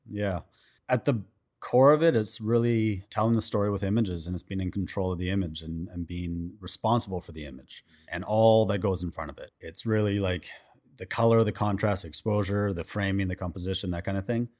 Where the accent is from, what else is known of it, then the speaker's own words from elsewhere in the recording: Vancouver, British Columbia, Canada; now in Los Angeles, United States; I'm originally from Vancouver, Canada